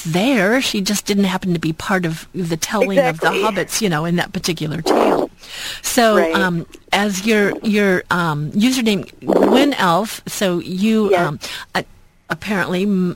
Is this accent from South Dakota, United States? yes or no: no; Long Beach, California, United States; I was born in Long Beach here in Southern California, and I've managed to kind of move back and forth a little bit between counties